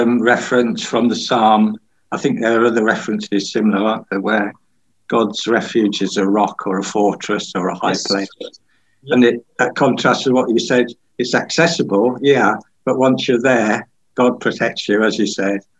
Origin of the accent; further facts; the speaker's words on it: Lincolnshire, East Midlands, United Kingdom; because I grew up in Lincolnshire.